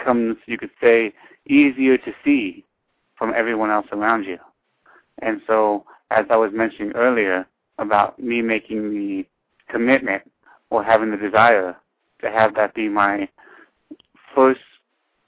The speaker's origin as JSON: {"language": "English", "town": "Los Angeles", "region": "California", "country": "United States", "tie": "born or raised there", "lives_now": "San Bernardino County, United States", "said": "I live in San Bernardino County, but I was born in Los Angeles."}